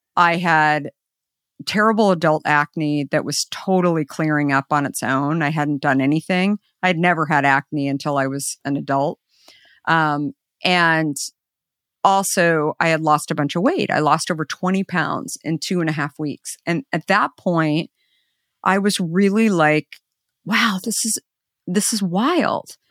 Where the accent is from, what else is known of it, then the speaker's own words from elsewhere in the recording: Arizona, United States; I grew up in Arizona